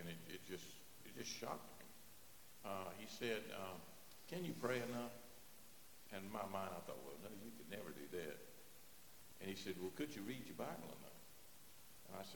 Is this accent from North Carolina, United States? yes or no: yes; North Carolina, United States; I was raised right here